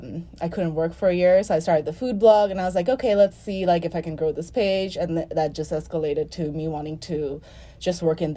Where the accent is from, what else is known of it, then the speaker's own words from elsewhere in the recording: Dhaka, Dhaka Division, Bangladesh; moved away as an adult; also born or lived in Texas; now in United States; I'm actually from Dhaka, Bangladesh. So that's like in South Asia.